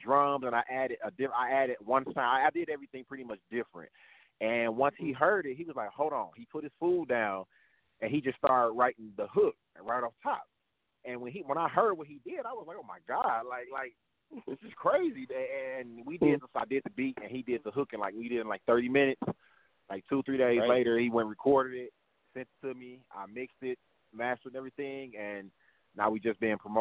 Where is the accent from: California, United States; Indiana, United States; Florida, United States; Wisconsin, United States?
Wisconsin, United States; Milwaukee; now in Atlanta, United States; born and raised in Milwaukee. Ended up moving down to Atlanta.